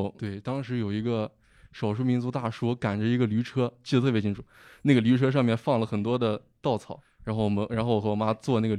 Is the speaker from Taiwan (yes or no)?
no; Xinjiang, China; 我是新疆的。